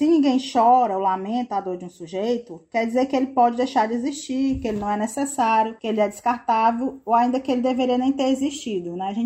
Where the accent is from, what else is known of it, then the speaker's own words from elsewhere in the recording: Ceará, Brazil; Tu me corrige, bicha, que eu sou cearense.